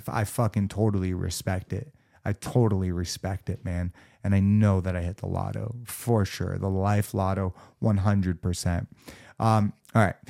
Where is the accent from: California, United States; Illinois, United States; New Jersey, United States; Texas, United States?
California, United States; Los Angeles; born and raised in Los Angeles, fucking California